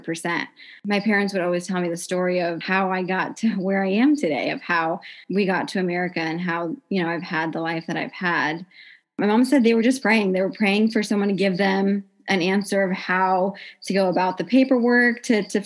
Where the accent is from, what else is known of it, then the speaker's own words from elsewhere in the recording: Carmel, Indiana, United States; I'm from Carmel, Indiana